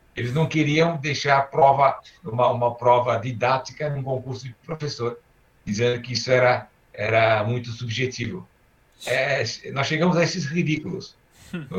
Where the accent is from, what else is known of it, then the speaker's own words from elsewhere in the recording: Brazil; also born or lived in Istanbul, Turkey; eu nasci em Istambul e eu vim para o Brasil com quatro anos, quatro anos e meio